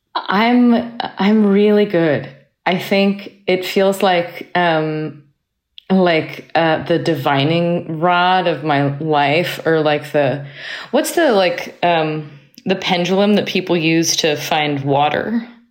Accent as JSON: {"language": "English", "town": "Cambridge", "region": "Massachusetts", "country": "United States", "tie": "born or raised there", "also_born_or_lived": "Manhattan, New York", "moved": "yes", "lives_now": "North Carolina, United States", "said": "I was, uh, born in Manhattan and I grew up in Cambridge, Massachusetts. Uh, I now live in North Carolina"}